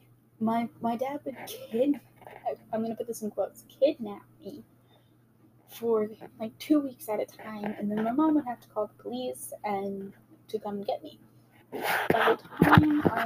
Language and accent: English; Wichita Falls, Texas, United States; I was born in Wichita Falls, Texas.